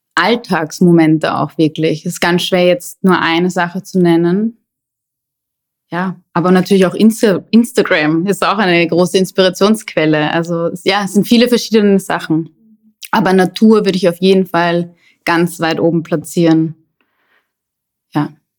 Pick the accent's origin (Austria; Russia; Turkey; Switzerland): Austria; Vienna; moved away as an adult; also born or lived in Hamburg / Amsterdam / London; ich bin in Wien geboren und irgendwann hat es mich dann aus der Stadt weggezogen